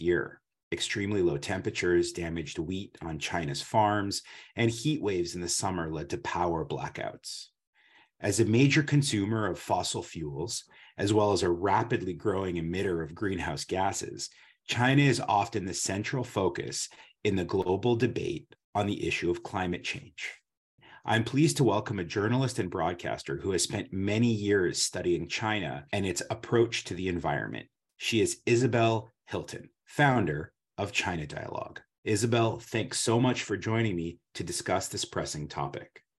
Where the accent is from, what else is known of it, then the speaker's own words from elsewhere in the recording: Canada; now in Washington, D.C., United States; I grew up skiing in the Canadian Rockies